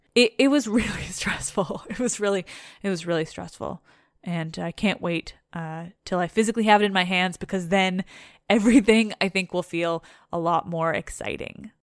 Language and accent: English; Canada; I'm Canadian